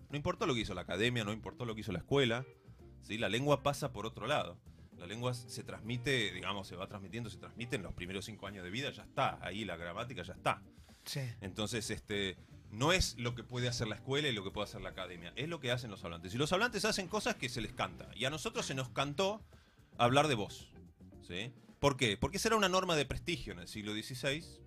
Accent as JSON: {"language": "Spanish", "town": "Bariloche", "region": "Río Negro", "country": "Argentina", "said": "yo soy de Bariloche"}